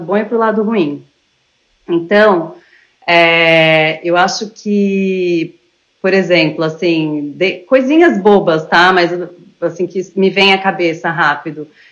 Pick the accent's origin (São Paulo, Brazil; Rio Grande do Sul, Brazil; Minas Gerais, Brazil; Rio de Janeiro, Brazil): São Paulo, Brazil; moved away as an adult; also born or lived in Mexico; now in France; eu sou de São Paulo